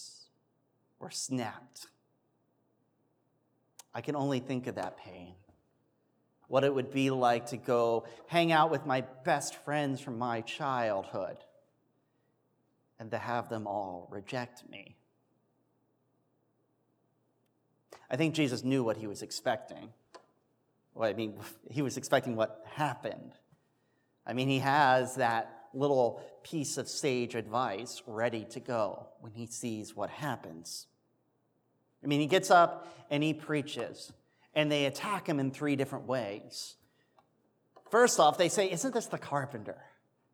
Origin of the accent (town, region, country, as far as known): Pennsylvania, United States